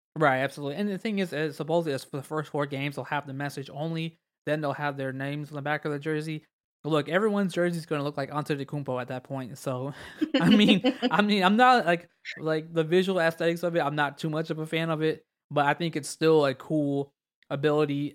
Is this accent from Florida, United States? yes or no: yes; Orlando, Florida, United States; my hometown